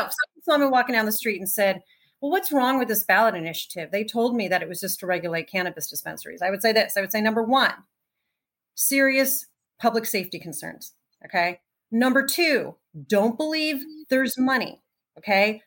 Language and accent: English; New Jersey, United States; moved away as an adult; also born or lived in New York; now in Los Angeles, United States; I grew up in New Jersey, spent a lot of time in New York.